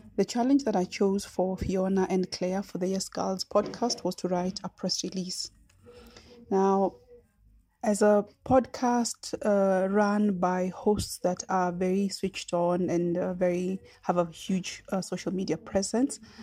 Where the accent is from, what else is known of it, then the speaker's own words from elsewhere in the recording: Kenya; also born or lived in Nairobi; I am a Kenyan poet, writer, storyteller, and communications consultant based in Nairobi